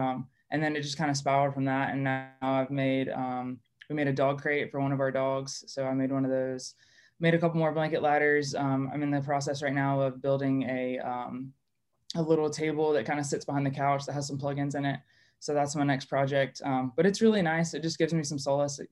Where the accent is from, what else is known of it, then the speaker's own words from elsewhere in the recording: Columbia, South Carolina, United States; also born or lived in Chicago area; I grew up in Columbia, South Carolina. We moved there, my mom and I moved there when I was three, so I pretty much only ever known Columbia